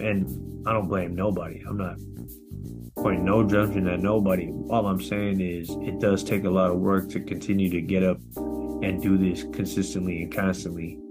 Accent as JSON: {"language": "English", "area": "Bay Area", "region": "California", "country": "United States", "tie": "born or raised there", "said": "my hometown of the Bay Area"}